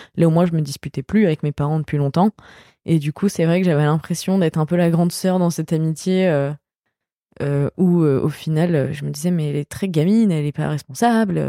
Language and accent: French; France; quand on est français